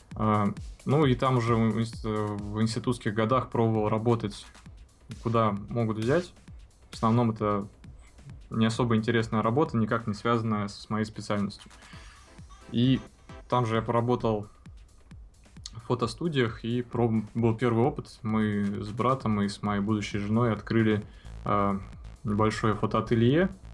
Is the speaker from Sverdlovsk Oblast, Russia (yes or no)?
no; Saint Petersburg, Russia; живем в одном доме э, через парадную, такой питерской многоэтажке. Родился в Ленинграде